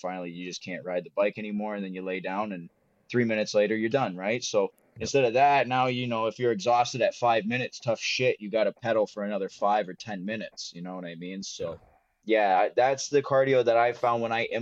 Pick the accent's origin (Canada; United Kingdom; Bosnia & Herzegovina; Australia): Canada; Windsor, Ontario; I grew up in Windsor